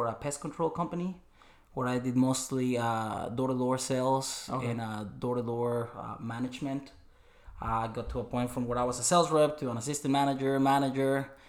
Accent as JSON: {"language": "English", "region": "northern Mexico", "country": "Mexico", "tie": "born or raised there", "second_language": "English", "moved": "as an adult", "lives_now": "United States", "said": "so born and raised in Mexico, northern Mexico, my whole life living pretty much in the same town that is about, 40, 50,000 people, used to about the same thing. It's a very highly agricultural area, a lot of apples and a lot of peaches."}